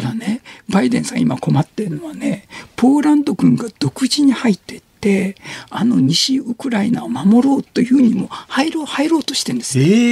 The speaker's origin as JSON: {"language": "Japanese", "region": "Shimane", "country": "Japan", "tie": "born or raised there", "moved": "yes", "said": "島根で育ってた"}